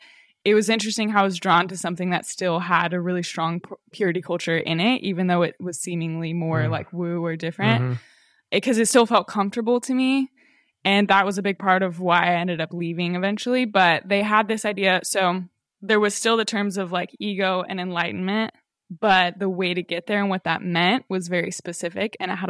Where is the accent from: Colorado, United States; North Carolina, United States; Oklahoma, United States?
Colorado, United States; now in Los Angeles, United States; Yeah, like I grew up in Colorado, so it was like, tried to be somewhat natural